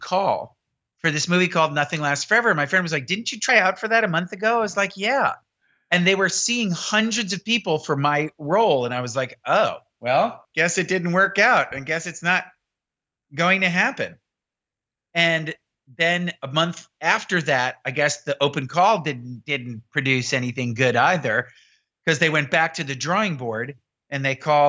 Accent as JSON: {"language": "English", "town": "New York City", "region": "New York", "country": "United States", "tie": "born or raised there", "said": "I grew up in Manhattan, you know, reading the New York Times every day since I was 9 years old"}